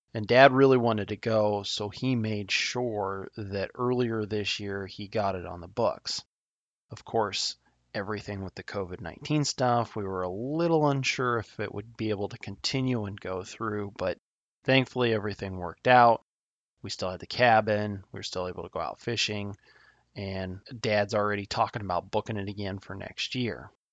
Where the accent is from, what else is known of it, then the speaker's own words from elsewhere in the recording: Nebraska, United States; my home state of Nebraska